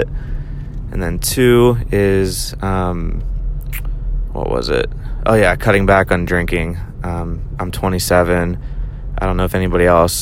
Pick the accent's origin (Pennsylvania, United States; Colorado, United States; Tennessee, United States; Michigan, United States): Pennsylvania, United States; Pittsburgh; moved away as an adult; also born or lived in California / Chicago, Illinois; now in Tampa, United States; So, again, I was raised in Pittsburgh. I moved down to Tampa about 5 years ago.